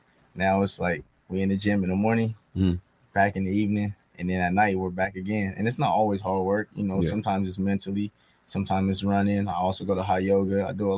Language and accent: English; Sacramento, California, United States; growing up in Sacramento was nice.